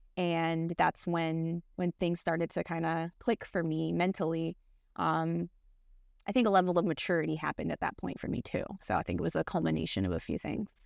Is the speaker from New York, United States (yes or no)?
no; Miami, Florida, United States; moved away as an adult; now in Jacksonville, United States; I'm from Miami